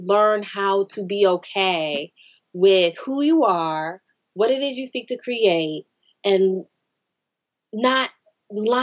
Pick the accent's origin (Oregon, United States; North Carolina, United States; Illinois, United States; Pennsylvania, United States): North Carolina, United States; moved away as an adult; also born or lived in California / Atlanta, Georgia / Charlotte, North Carolina; I was born and raised in North Carolina. I lived here till I was 18